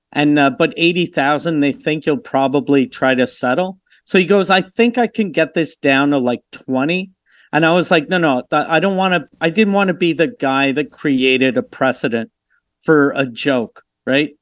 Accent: Canada; I'm Canadian

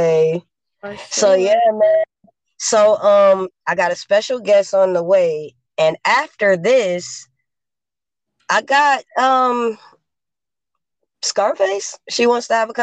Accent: Los Angeles, California, United States; I grew up in South Central

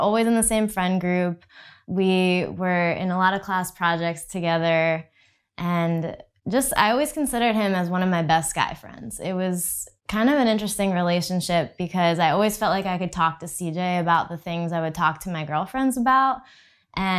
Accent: New Jersey, United States; moved away as an adult; also born or lived in Texas; now in Austin, United States; So we grew up in New Jersey

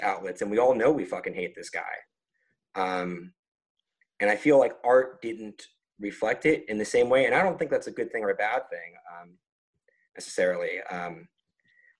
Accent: New York, United States; I'm from New York

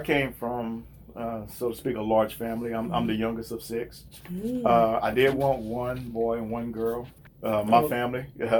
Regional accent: Louisiana, United States; moved away as an adult; well, I moved here from South Louisiana about 25 years ago.

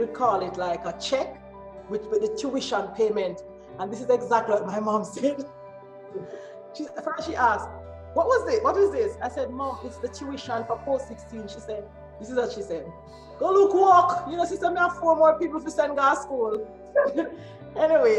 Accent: Kingston, Jamaica; now in England; I was born and raised in Kingston, Jamaica

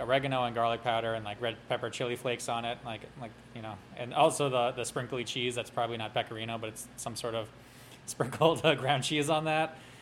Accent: New York City, New York, United States; I was actually born in Brooklyn

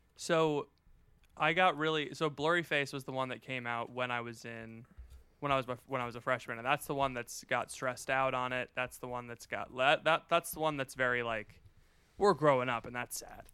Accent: Florida, United States; My, uh, my hometown has an Air Force base. It's one of, like, the closest Air Force bases to Cuba

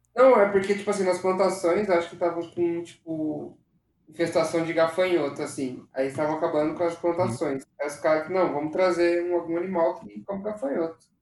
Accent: São José dos Campos, São Paulo, Brazil; nasci em São José

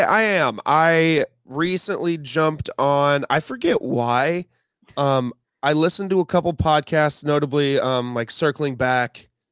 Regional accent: Champaign, Illinois, United States; I am from the Midwest as well. Um, I was born in, uh, Champaign, Illinois.

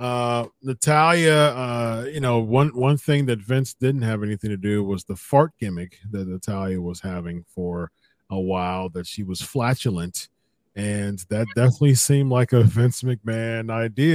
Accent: Columbus, Ohio, United States; Columbus, Ohio, my hometown

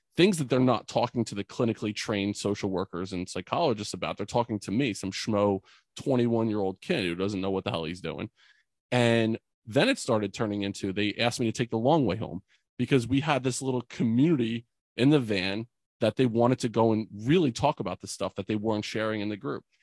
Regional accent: Bordentown, New Jersey, United States; my hometown in Bordentown

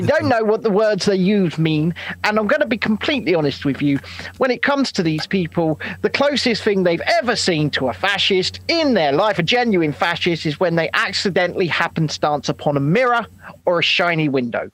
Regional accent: United Kingdom; us as British people

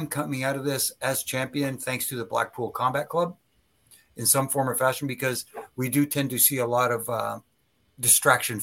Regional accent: Toronto, Ontario, Canada; I'm from Toronto

